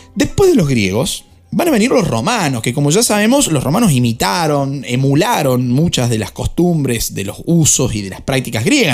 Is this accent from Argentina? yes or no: yes; Argentina; como argentino